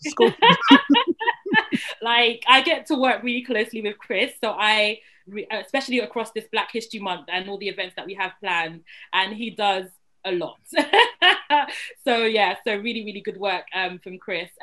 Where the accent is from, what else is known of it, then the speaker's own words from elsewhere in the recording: London, United Kingdom; a Black British woman who was born and bred in London